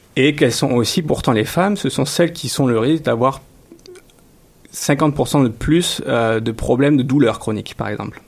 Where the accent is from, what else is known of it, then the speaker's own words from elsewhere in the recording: France; now in Montreal, Canada; chez nous en France